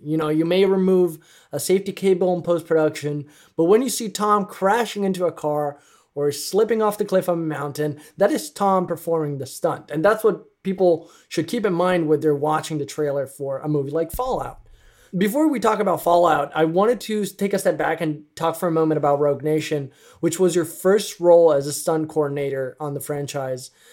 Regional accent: Italy; I'm from Italy, and I remember growing up with a lot of passion

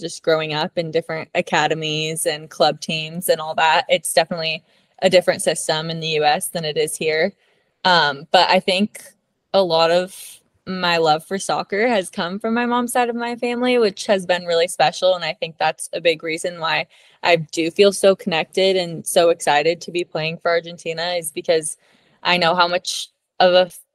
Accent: Beaverton, Oregon, United States; moved away; I grew up in the United States. I lived there my whole life. I'm from Beaverton, Oregon

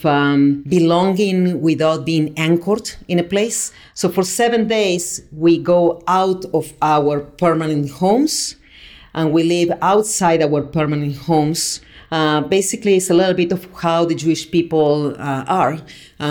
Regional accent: Argentina; moved away as an adult; now in Jerusalem, Israel; I grew up in Argentina. We made Aliyah a year ago

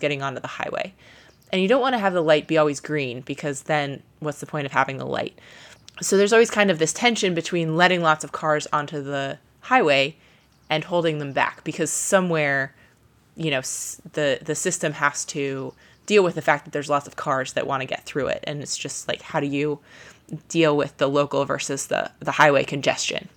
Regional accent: Ohio, United States; moved away; I grew up in Ohio

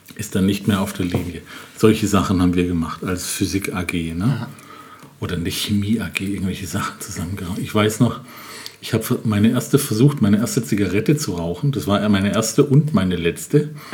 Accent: Germany; Ich bin in Bad Mannheim zur Schule gegangen, in einer Grundschule

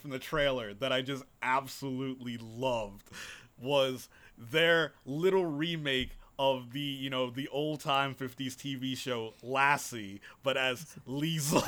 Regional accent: United States; as an American

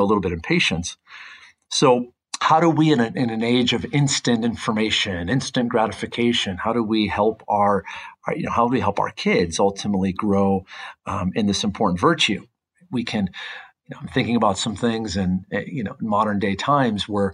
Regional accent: Midwest, United States; now in Orange County, California, United States; I remember growing up, I grew up in the Midwest

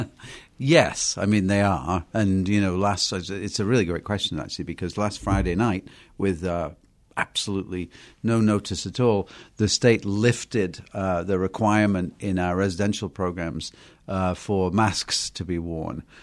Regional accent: United Kingdom; moved away; I'm from Britain.

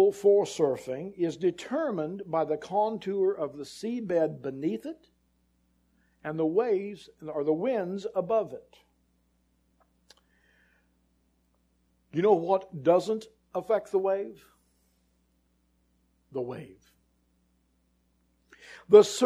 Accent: near Santa Cruz, California, United States; I grew up near Santa Cruz

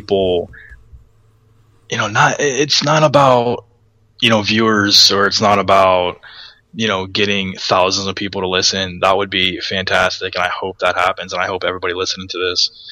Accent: Northeast Ohio, United States; we're from the Northeast Ohio area where high school football

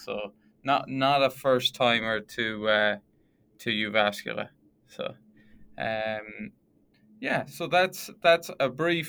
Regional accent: Sligo, Connacht, Ireland; moved away as an adult; also born or lived in Letterkenny, Ireland / Australia; now in Jyväskylä, Finland; And if you can tell by the accent, I'm from Ireland, a place called Sligo.

